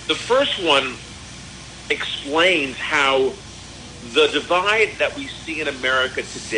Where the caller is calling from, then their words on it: Paris, Île-de-France, France; Actually, right now today, I'm calling from Paris, France. I'm here looking to potentially publish my book here in France.